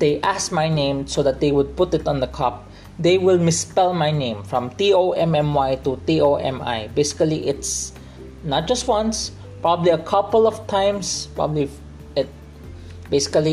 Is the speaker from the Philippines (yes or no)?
yes; Philippines; I'm still a Filipino, even though I speak in English